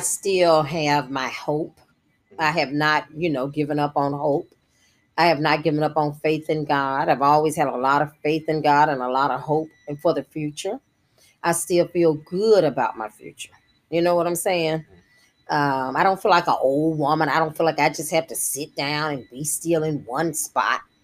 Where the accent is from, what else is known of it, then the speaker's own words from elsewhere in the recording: Jackson, Mississippi, United States; I was delivered, I think, by Dr. Robert Smith or Dr. Britton, one of the African American doctors that was prominent in the, our community in Jackson, Mississippi at that time